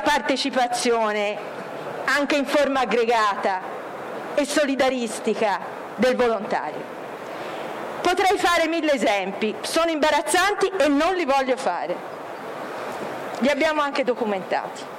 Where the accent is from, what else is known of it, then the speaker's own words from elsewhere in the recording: Florence, Tuscany, Italy; Io sono di Firenze, si sente